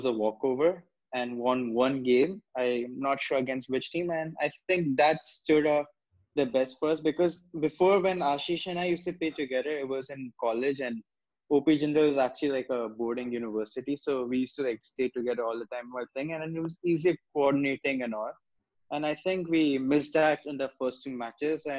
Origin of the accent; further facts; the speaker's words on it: China; now in India; I'm from China